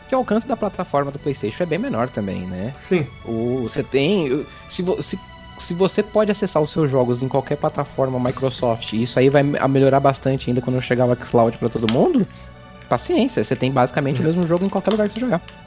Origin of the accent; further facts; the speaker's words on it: São José dos Campos, São Paulo, Brazil; da minha região aqui de São Paulo, que eu sou de São José dos Campos